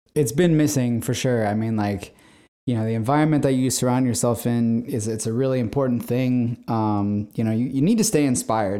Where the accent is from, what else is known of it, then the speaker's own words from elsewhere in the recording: San Diego, California, United States; I'm born and raised in San Diego, California.